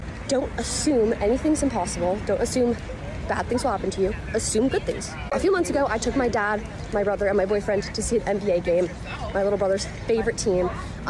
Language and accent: English; Canada; this is my little brother. He's a huge fan. Like, we came all the way from Canada.